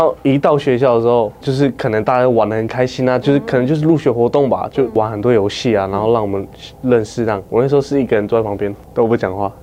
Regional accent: Taiwan; 我的家乡是Skoyao， Skoyao 是我们的部落的名字

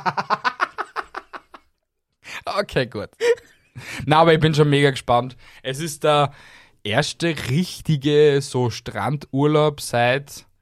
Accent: Austria; bei uns in Österreich

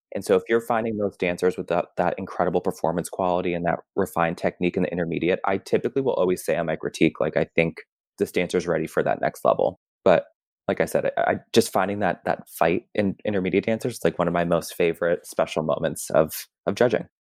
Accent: Massachusetts, United States; moved away as an adult; also born or lived in Tucson, Arizona / Chicago; now in New York, United States; I grew up in Massachusetts and training outside of Worcester

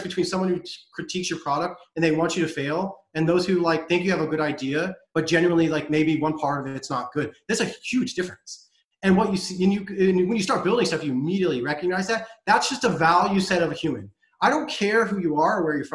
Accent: United States; also born or lived in Europe; I'm an American. It's where I grew up and I come from

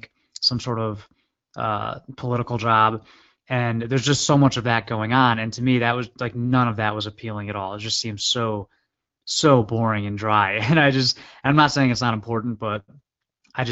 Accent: Maryland DC area, United States; also born or lived in upstate New York; my dad is an IB was an IBMer, and then we moved down to DC when I was very like 4. He was still with IBM, so I grew up in the Maryland DC area

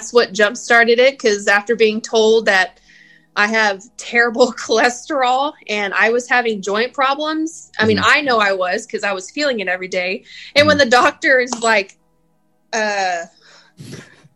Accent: Spring, Texas, United States; also born or lived in Tomball, Texas; born and raised in Texas, right here in Houston. I grew up in a little suburb right out of Houston called Spring

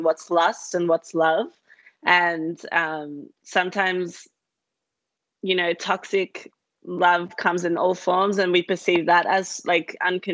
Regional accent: Australia; accent: Australian; I grew up in Australia

